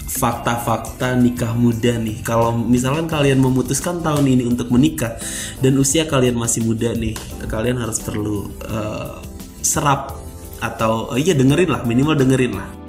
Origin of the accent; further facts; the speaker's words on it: Java, Indonesia; gua, gua orang Jawa